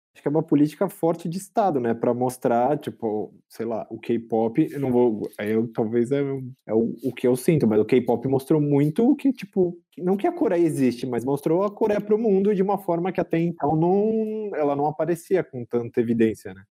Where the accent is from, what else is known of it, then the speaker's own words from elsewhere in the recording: Brazil; a gente é brasileiro